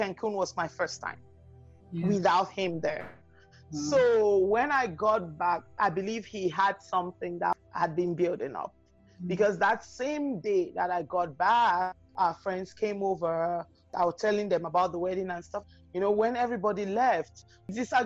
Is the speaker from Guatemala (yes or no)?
no; Cameroon; moved away as an adult; also born or lived in Calgary, Canada; now in Vancouver, Canada; when we went to Cameroon, that's my home country